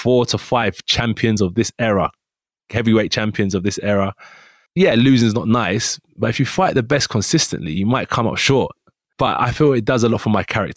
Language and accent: English; United Kingdom; we're both from Great Britain